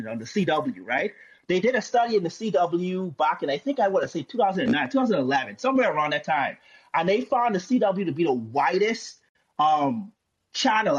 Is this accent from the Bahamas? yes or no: yes; Bahamas; I'm from the Bahamas